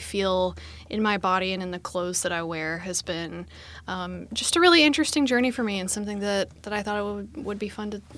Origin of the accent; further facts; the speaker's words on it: Arkansas, United States; now in Austin, United States; Yeah, I've lived in Austin for a little over 5 years. I moved here from Arkansas originally